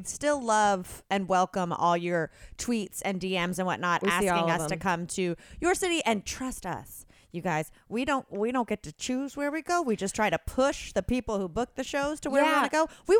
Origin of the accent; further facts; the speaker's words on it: North Carolina, United States; moved away; my home state, we are in Charlotte, North Carolina.